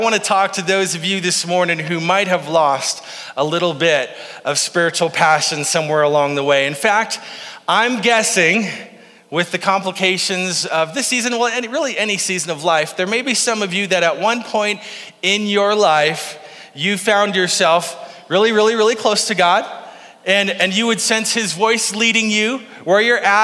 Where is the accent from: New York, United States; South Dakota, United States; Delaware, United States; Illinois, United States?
South Dakota, United States; Faulkton; I grew up in Falkton, South Dakota